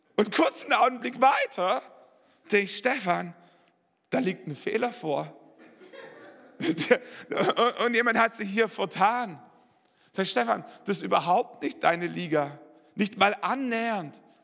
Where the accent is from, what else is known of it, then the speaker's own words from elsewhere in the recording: Swabia, Germany; also born or lived in Wallerstein; als Schwabe